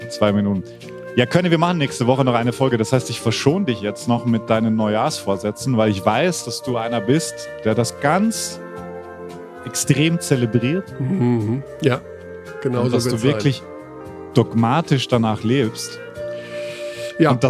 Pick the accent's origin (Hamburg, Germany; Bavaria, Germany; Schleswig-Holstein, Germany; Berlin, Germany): Berlin, Germany; Also als Berliner, sage ich mal, in Richtung von äh, der Spinne aus Spandau, ist es auch interessant